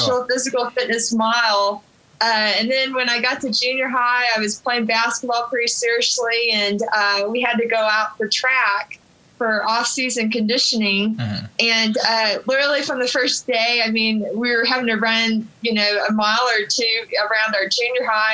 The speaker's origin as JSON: {"language": "English", "region": "Oklahoma", "country": "United States", "tie": "born or raised there", "also_born_or_lived": "Norman, Oklahoma / Duncan, Oklahoma / Guthrie, Oklahoma / Mangum, Oklahoma", "said": "I grew up in a bunch of small towns around Oklahoma"}